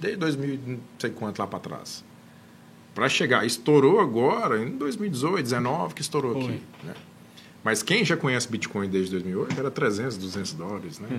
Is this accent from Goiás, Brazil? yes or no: yes; Anápolis, Goiás, Brazil; eu sou de Anápolis